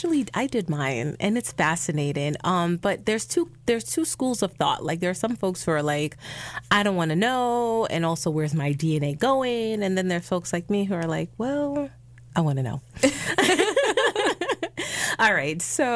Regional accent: New York City, New York, United States; moved away; I'm from the city. Like, I grew up in the Bronx.

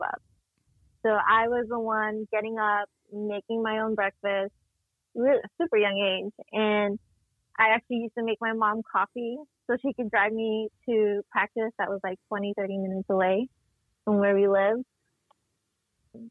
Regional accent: San Diego, California, United States; I'm grew up born and raised San Diego

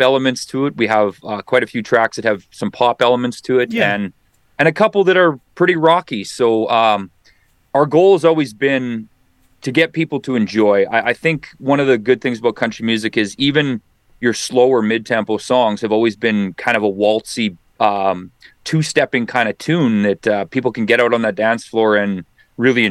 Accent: near Dauphin, Manitoba, Canada; I grew up right close to Dauphin

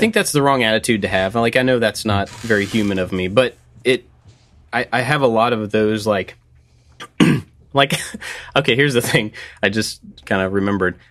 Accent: Kentucky, United States; growing up in Kentucky, basketball is a pretty big deal here

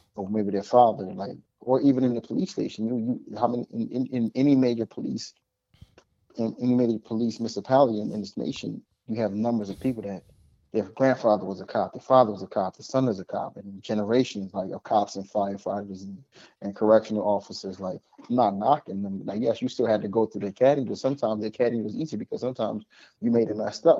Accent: Philadelphia, Pennsylvania, United States; also born or lived in Botswana / New York / Connecticut; I'm from Philadelphia, born and raised

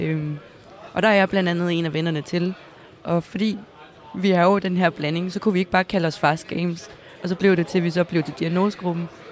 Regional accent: Næstved, Zealand, Denmark; jeg kommer selv fra Næstved.

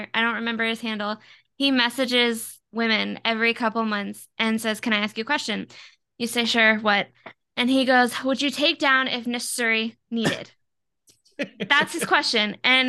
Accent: Florida, United States; Like, I'm from Florida, bro. You don't mess with a Florida woman.

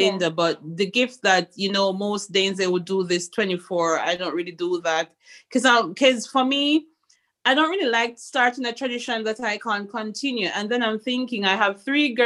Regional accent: Montego Bay, Saint James, Jamaica; moved away as an adult; now in Aarhus area, Denmark; I'm from Montego Bay, which is a tourist city as well.

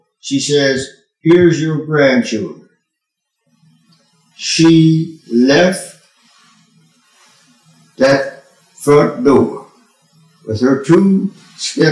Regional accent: Denver, Colorado, United States; also born or lived in Nicodemus, Kansas; I was born in Denver, Colorado. 1927

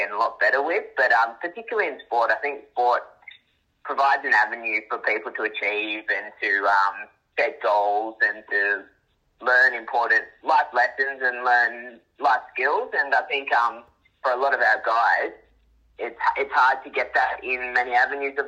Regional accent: Melbourne, Victoria, Australia; now in Queensland, Australia; I'm from Melbourne, and growing up was just born and bred AFL

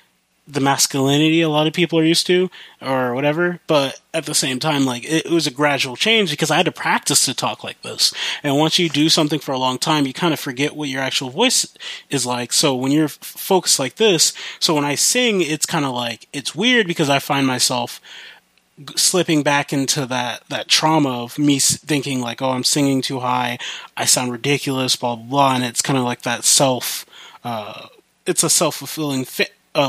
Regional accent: Midwest, United States; accent: country; moved away; I grew up in the Midwest, and I moved to the West Coast? Yeah, I moved to the West Coast, and so I have, a bit of a country accent.

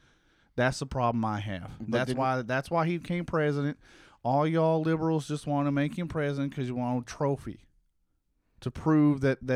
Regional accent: Ohio, United States; Nah, man, I'm from Ohio.

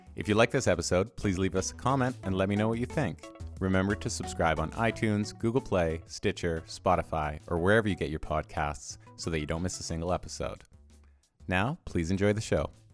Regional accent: Edmonton, Alberta, Canada; I grew up in Edmonton in Canada

